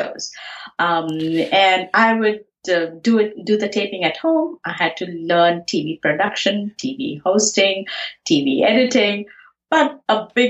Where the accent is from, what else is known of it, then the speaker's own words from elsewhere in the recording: Pune, Maharashtra, India; moved away as an adult; now in United States; I grew up in Pune, India, and my schooling and my college was done there.